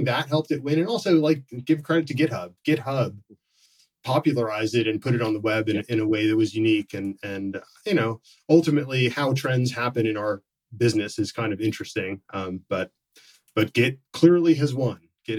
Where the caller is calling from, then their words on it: Issaquah, Washington, United States; I'm calling in from just outside Seattle in Issaquah, Washington.